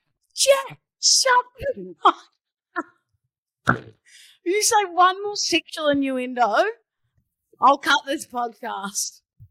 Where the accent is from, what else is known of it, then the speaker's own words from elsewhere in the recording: Australia; So I'm an Aussie.